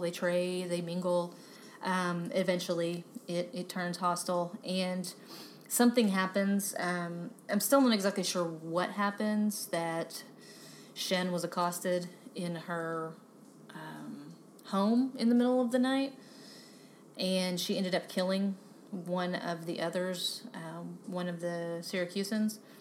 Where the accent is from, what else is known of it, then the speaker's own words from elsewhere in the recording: Texas, United States; moved away; also born or lived in Pennsylvania; I'm from Texas